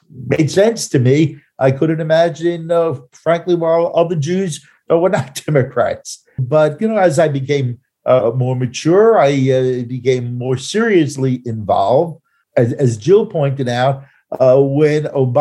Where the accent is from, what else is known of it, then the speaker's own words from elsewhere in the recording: Hudson County, New Jersey, United States; moved away; also born or lived in Pennsylvania; I come from Hudson County, New Jersey